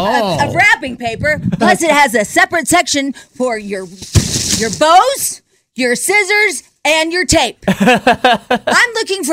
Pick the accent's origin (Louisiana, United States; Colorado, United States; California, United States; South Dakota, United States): Colorado, United States; Denver; I'm from Denver, Colorado.